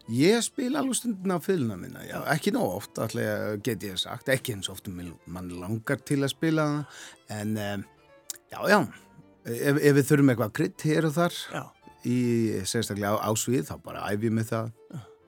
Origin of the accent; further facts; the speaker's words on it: Klaksvík, Norðoyar, Faroe Islands; Icelandic is a second language; moved away as an adult; also born or lived in Árnafjørður, Faroe Islands; now in Iceland; ég er halvur frá Klagsvík já. sem er næstæstu bæinn, svo er halvur frá Árnarfyrðu